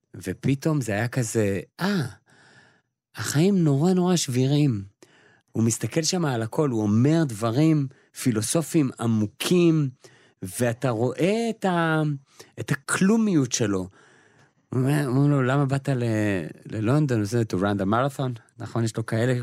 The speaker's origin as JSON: {"language": "Hebrew", "country": "Israel", "said": "אנחנו אה, כישראלים"}